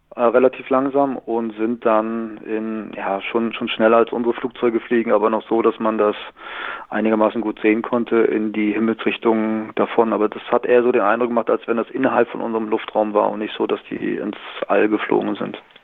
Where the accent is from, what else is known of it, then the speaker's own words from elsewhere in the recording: Northern Germany, Germany; moved away as an adult; now in Southern Germany; ich bin gebürtiger Norddeutscher, bin mit 18 Jahren aber nach Süddeutschland gegangen und lebe hier seit 20 Jahren